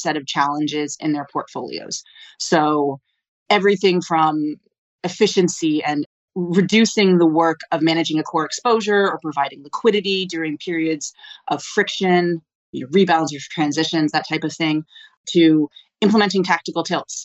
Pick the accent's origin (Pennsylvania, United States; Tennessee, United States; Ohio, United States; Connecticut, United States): Connecticut, United States; Old Saybrook; I grew up in a small town in Connecticut